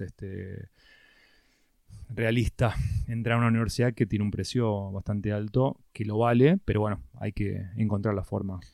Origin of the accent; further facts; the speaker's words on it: San Isidro, Buenos Aires Province, Argentina; nací en San Isidro, toda mi vida me crié en Zona Norte.